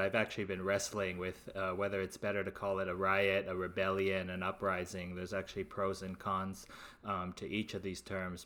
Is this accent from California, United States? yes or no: yes; Los Angeles, California, United States; I'm from the Lo, Greater Los Angeles area and a cluster of suburbs